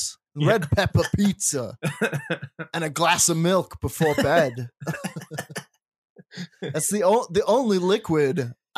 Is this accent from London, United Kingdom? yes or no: no; Scotland, United Kingdom; moved away; I was growing up in Scotland at the time that the Ninja Turtles movie came out.